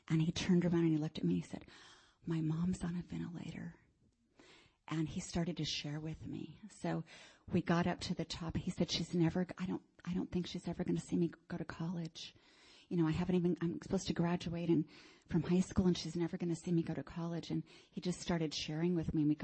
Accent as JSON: {"language": "English", "town": "Miami", "region": "Florida", "country": "United States", "tie": "born or raised there", "said": "And it's a lot more than I grew up in Miami."}